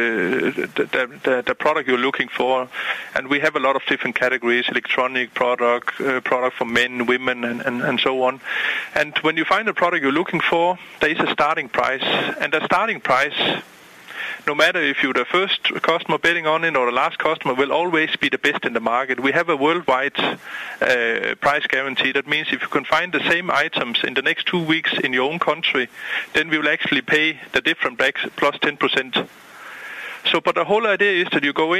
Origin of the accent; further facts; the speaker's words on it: Denmark; moved away as an adult; now in Boca Raton, United States; I'm originally from Denmark.